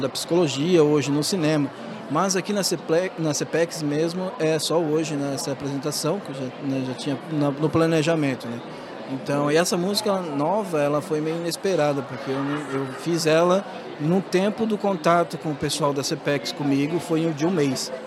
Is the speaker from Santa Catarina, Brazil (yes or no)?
yes; Santa Catarina, Brazil; somos é, originários aqui desse estado de Santa Catarina.